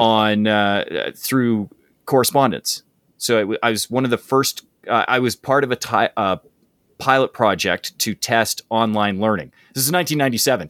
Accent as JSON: {"language": "English", "town": "High River", "region": "Alberta", "country": "Canada", "tie": "born or raised there", "said": "very small town that I grew up in called High River, Alberta."}